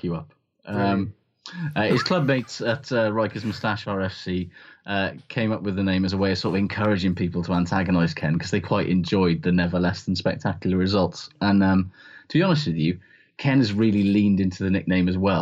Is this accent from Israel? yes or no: no; Welsh, Wales, United Kingdom; as a Welsh person